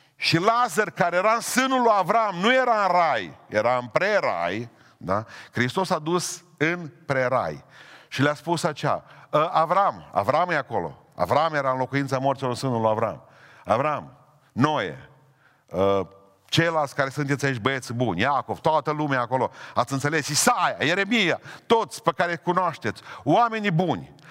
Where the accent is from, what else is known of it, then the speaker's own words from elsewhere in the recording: Romania; suntem săraci, că suntem români